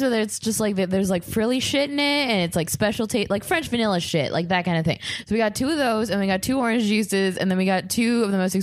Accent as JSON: {"language": "English", "country": "El Salvador", "tie": "born or raised there", "moved": "yes", "lives_now": "United States", "said": "growing up in El Salvador"}